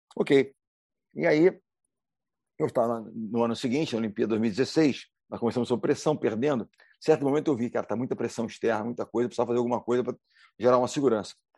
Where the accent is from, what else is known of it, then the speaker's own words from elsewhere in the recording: Rio de Janeiro, Brazil; Segue aqui no Rio, eu sou do Rio de Janeiro. O Rio de Janeiro, carioca